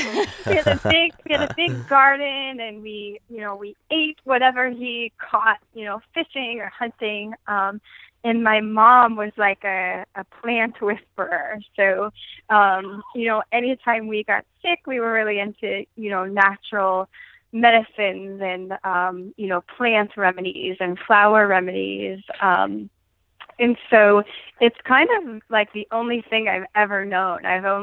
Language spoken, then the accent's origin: English; Pittsburgh, Pennsylvania, United States; I am from Pittsburgh, Pennsylvania.